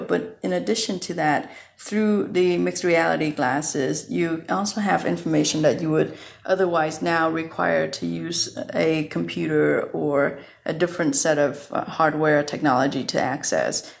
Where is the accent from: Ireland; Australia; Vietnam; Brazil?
Vietnam; moved away; I was born raised in Vietnam